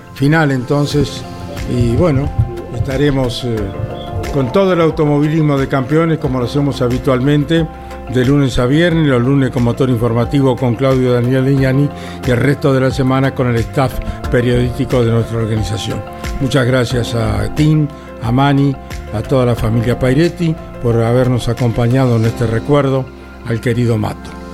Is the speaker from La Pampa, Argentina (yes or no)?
yes; Winifreda, La Pampa, Argentina; en Winifreda, en mi pueblo